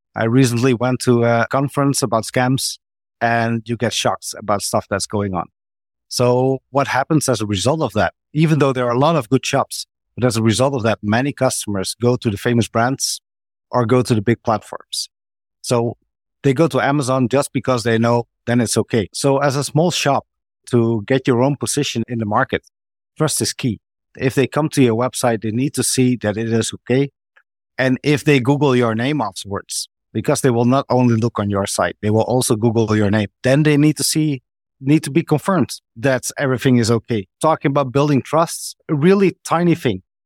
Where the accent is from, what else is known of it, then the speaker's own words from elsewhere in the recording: Netherlands; I'm from the Netherlands